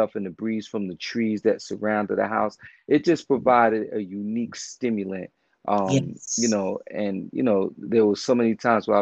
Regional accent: New York City, New York, United States; also born or lived in Coney Island, Brooklyn; I was raised in East New York, Brooklyn, 535 New Jersey Avenue

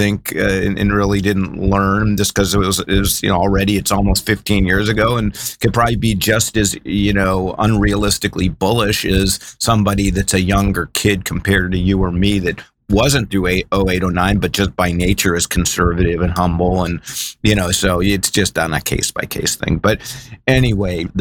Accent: Ohio, United States; now in California, United States; I'm actually from Ohio

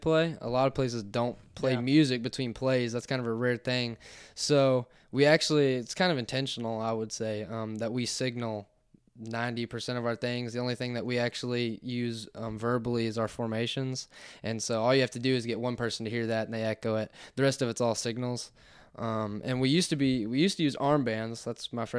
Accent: United States; I'm from Crittenden County

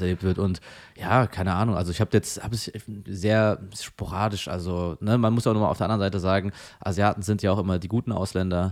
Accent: Frankfurt, Hesse, Germany; aus Frankfurt

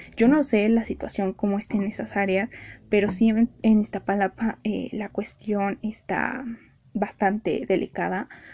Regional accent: Mexico City, Mexico; yo que soy de Ciudad de México

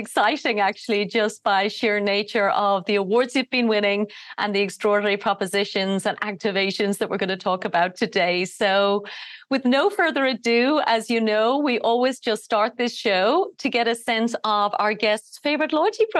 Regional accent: Ireland; I'm from Ireland

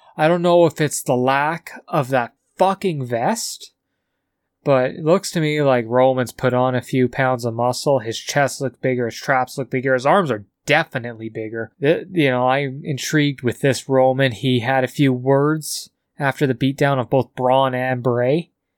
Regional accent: Calgary, Alberta, Canada; from Calgary

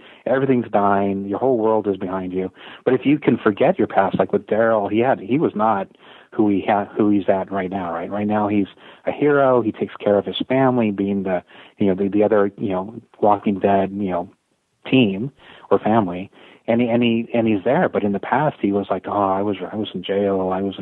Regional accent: San Jose, California, United States; I grew up in San Jose, California

